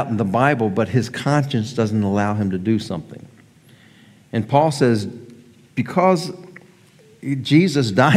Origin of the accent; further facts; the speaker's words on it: near Baltimore, Maryland, United States; moved away; I grew up near Baltimore, Maryland